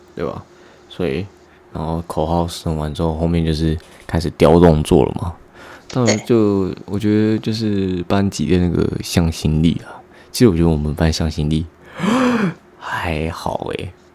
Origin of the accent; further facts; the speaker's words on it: Hualien, Hualien County, Taiwan; now in Taoyuan, Taiwan; 从小时候住在花莲，然后到现在搬来桃园